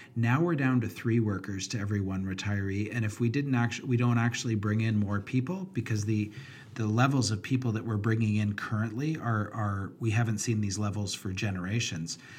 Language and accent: English; Canada; as a Canadian